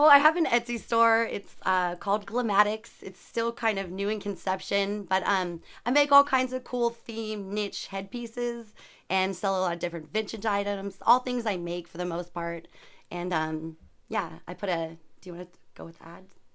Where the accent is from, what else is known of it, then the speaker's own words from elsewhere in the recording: Sacramento, California, United States; also born or lived in San Jose; I'm from Sacramento